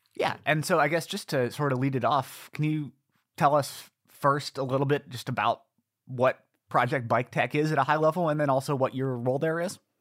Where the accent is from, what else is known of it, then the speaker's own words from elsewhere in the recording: Ithaca, New York, United States; my hometown, Ithaca, New York